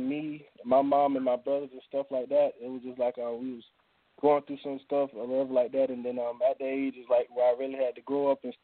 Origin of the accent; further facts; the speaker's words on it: Sumter, South Carolina, United States; my city is Sumter